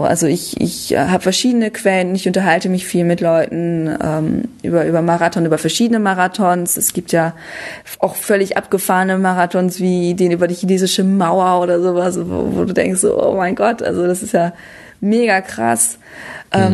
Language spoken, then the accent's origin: German; Münsterland, North Rhine-Westphalia, Germany; moved away; also born or lived in Düsseldorf; ich komme ja ursprünglich aus Münsterland